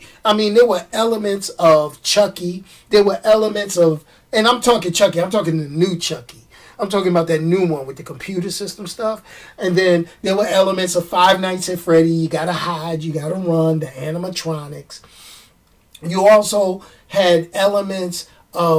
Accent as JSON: {"language": "English", "town": "New York City", "region": "New York", "country": "United States", "said": "I'm a New Yorker"}